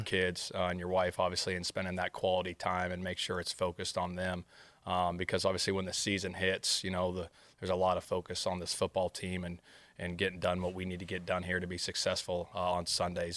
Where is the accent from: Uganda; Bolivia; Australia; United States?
United States; outskirts of Sacramento, California; moved away as an adult; now in Indianapolis, United States; I grew up on the outskirts of Sacramento, probably about forty-five minutes, um, I would say, east of Sac